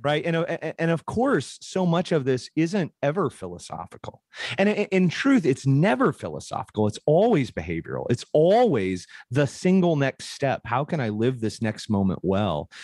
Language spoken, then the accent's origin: English; Portland, Oregon, United States; I grew up in Portland, Oregon